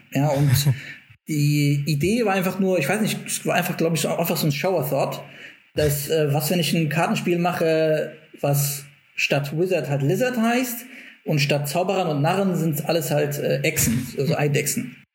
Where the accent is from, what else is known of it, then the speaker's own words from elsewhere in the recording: Frankfurt, Hesse, Germany; moved away as an adult; also born or lived in Stuttgart; komme aus Frankfurt